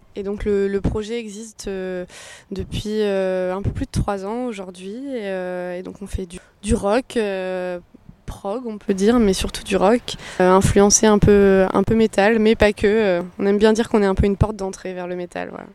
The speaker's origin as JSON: {"language": "French", "town": "Orléans", "region": "Centre-Val de Loire", "country": "France", "said": "dans notre région, on est d'Orléans"}